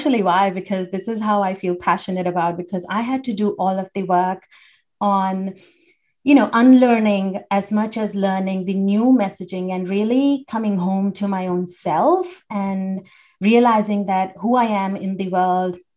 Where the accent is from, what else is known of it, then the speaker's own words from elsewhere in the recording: India; I grew up in India